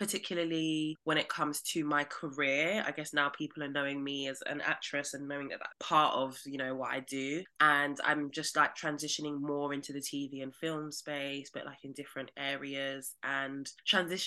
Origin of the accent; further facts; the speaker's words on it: London, United Kingdom; I'm from Southeast London